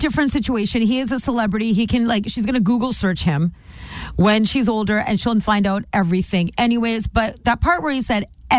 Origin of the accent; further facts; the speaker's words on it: Canada; I'm not Indian, I'm Canadian.